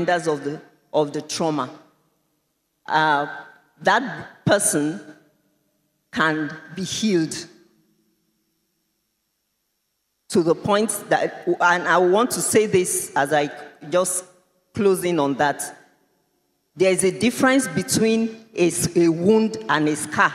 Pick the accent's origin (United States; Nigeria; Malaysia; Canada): Nigeria; I am also a Nigerian